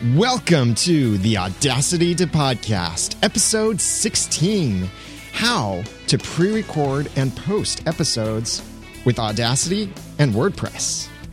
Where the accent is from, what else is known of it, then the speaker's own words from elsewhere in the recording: United States; I, as an American